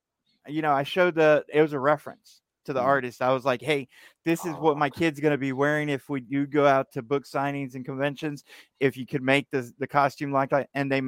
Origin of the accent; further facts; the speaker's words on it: Texas, United States; Born and raised in Texas. I've been here all my life.